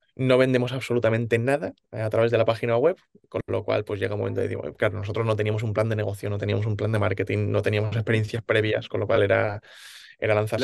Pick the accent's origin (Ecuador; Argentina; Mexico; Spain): Spain; Alicante, Valencian Community; moved away as an adult; now in Valencia, Spain; ahora vivo en Valencia, más adelante contaré por qué, yo nací en Alicante